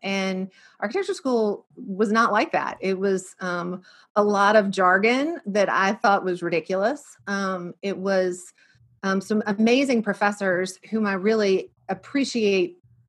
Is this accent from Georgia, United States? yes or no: no; Birmingham, Alabama, United States; also born or lived in New York / Ridgewood, New Jersey; we grew up here in Birmingham. I grew up here in Birmingham. My parents grew up in Birmingham. We have been here forever.